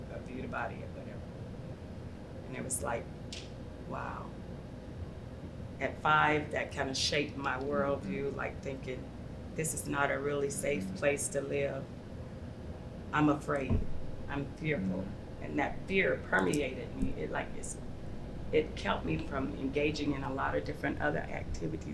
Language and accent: English; Auburn, Alabama, United States; also born or lived in Chicago, Illinois; I grew up in Alabama. So I was born in Chicago. By the time we were three, when my father died, we moved to Alabama